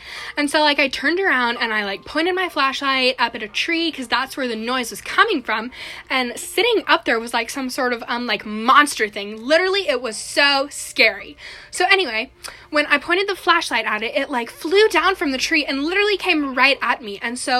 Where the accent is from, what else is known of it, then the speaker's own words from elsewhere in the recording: California, United States; Yeah, so, like, I'm from California, like she just said, and so, like, I was in New Jersey because we, went to go visit my family or whatever